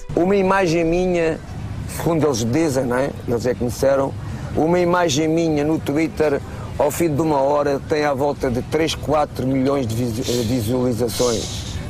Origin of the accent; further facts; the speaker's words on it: Portugal; moved away as an adult; now in Saudi Arabia; vou para o meu país